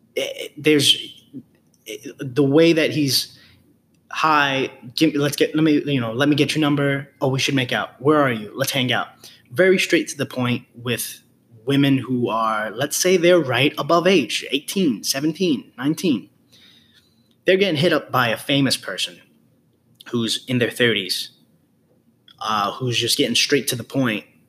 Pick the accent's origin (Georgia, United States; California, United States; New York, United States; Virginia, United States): New York, United States; New York City; being raised, born and raised in the Bronx